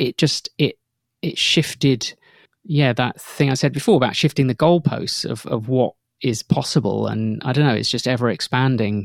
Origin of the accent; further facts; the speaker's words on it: outside Northampton, East Midlands, United Kingdom; I grew up outside Northampton, and, like, at night, I could hear the M one motorway